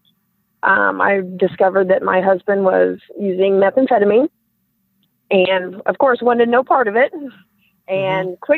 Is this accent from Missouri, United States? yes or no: yes; Platte City, Missouri, United States; I grew up in Platte City, Missouri, which is a little farm town just north of Kansas City, Missouri